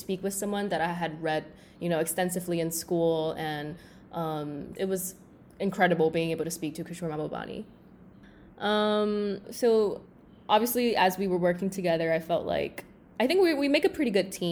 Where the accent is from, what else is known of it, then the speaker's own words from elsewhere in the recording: Shanghai, China; moved away as an adult; now in Singapore; So I am from Singapore, but I actually grew up in Shanghai, where I spent around 15 years. I moved to Singapore when I was 18